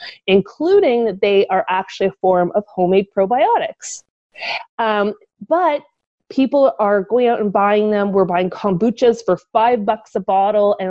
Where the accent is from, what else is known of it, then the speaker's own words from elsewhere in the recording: Ottawa, Ontario, Canada; moved away; I headed back to my hometown of Ottawa